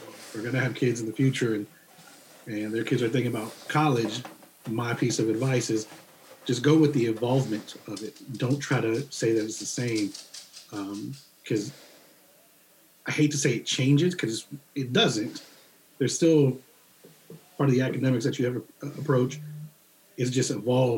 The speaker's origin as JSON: {"language": "English", "region": "Northern Virginia", "country": "United States", "also_born_or_lived": "Radford, Virginia", "moved": "as an adult", "said": "I came from Northern Virginia"}